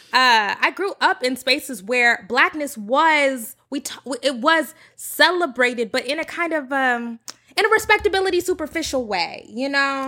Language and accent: English; United States; moved away as an adult; also born or lived in Texas; I grew up in Oklahoma and Texas, like suburban